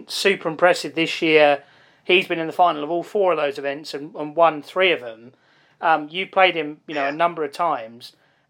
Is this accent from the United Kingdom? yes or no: yes; United Kingdom; as a British person looking at New Zealand